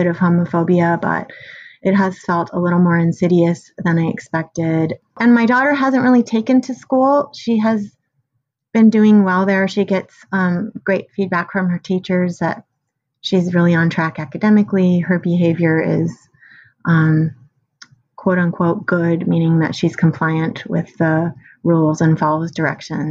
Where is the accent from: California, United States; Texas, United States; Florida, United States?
California, United States; San Francisco; I grew up in San Francisco, where that was a lot of my childhood experience.